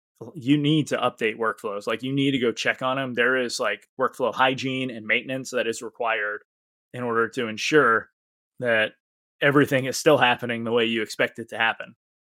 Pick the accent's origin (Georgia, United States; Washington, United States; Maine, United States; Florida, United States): Maine, United States; I could forget the E because I'm from Maine, right?